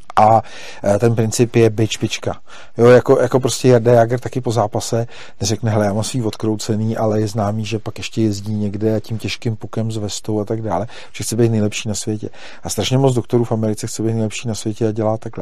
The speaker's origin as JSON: {"language": "Czech", "country": "Czechia", "said": "my jako my Češi"}